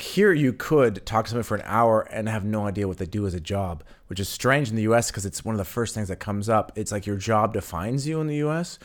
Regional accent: West Coast, United States; moved away as an adult; now in Berlin, Germany; for me in the West Coast

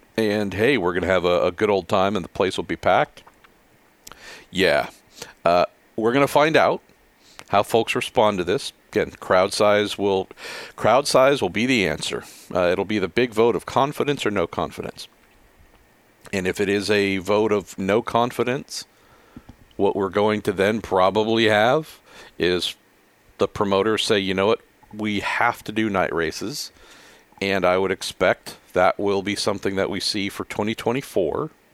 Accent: Bay Area, California, United States; I'm born and raised in the Bay Area

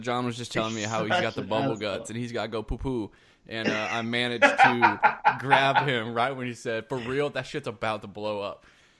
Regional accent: Columbia, South Carolina / Easley, United States; moved away as an adult; now in Lafayette, United States; I grew up in Columbia, South Carolina.

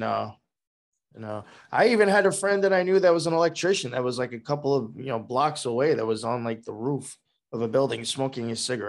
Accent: Long Island, New York, United States; accent: New York; Well, I actually grew up and spent most of my life out in Long Island.

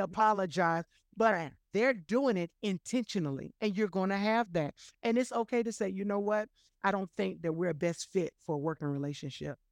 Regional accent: Florida, United States; I'm born and raised in Florida

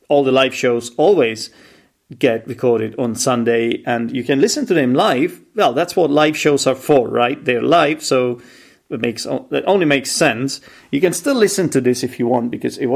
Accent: Czechia; I'm an English teacher from the Czech Republic.

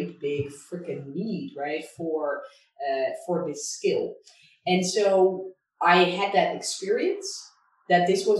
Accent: Netherlands; moved away as an adult; also born or lived in Hong Kong; I'm originally from Holland

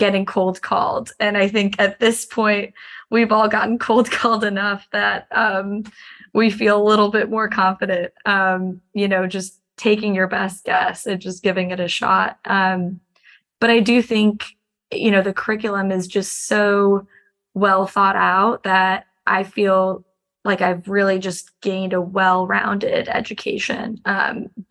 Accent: Chicago, Illinois, United States; moved away as an adult; also born or lived in Miami / Washington, D.C.; I grew up in Chicago, but moved to Miami for undergrad

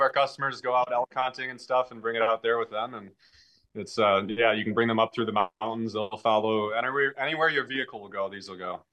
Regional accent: Merrill, Wisconsin, United States; I grew up actually in Merrill. I currently live in Merrill

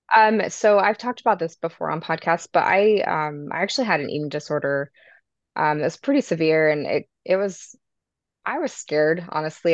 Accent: Sandy, Utah, United States; also born or lived in Herriman, Utah; I'm from Sandy, Utah, but I live now in Harriman, Utah

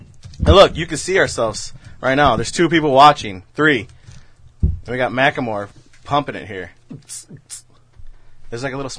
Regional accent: Chicago, Illinois, United States; I'm from Chicago.

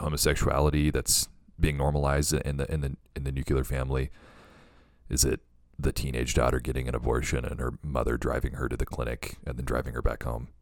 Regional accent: the Bible Belt, United States; growing up in the Bible Belt

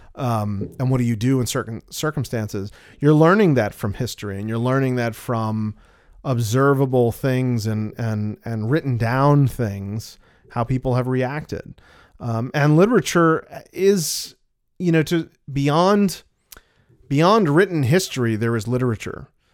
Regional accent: United States; we're American

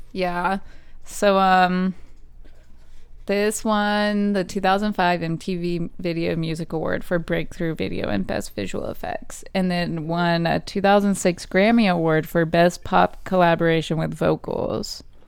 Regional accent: United States; being American

